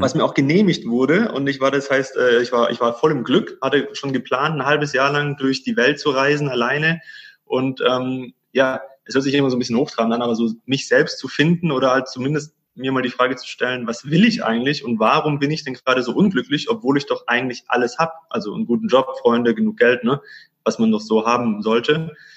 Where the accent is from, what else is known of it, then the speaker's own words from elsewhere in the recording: Stuttgart, Baden-Württemberg, Germany; moved away as an adult; now in Cyprus; ich bin gebürtiger Stuttgarter, gebürtiger Schwabe und habe da meinen, ja, den größten Teil meines Lebens verbracht, 30 Jahre